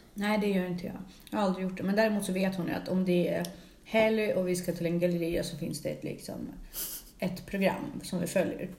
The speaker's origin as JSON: {"language": "Swedish", "country": "Russia", "said": "Jag är ju ryss"}